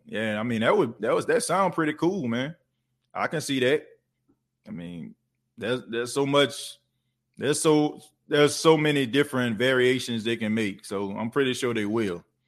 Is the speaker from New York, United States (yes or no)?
no; New Orleans, Louisiana, United States; now in Myrtle Beach, United States; I'm New Orleans through and through. Uh, it ain't, it ain't nothing you can't tell me about the city of New Orleans. Like, that's my hometown.